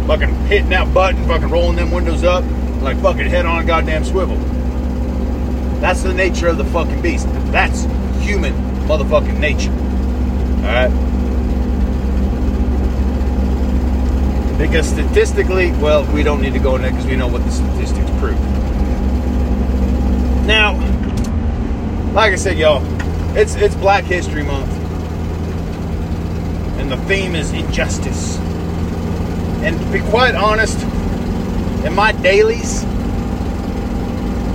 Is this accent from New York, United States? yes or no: no; South Georgia, United States; I grew up in South Georgia. Went to high school in South Georgia